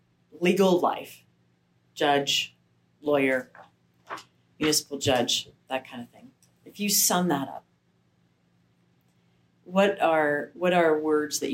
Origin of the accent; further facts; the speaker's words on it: Evanston, Wyoming, United States; now in Laramie, United States; I grew up in Evanston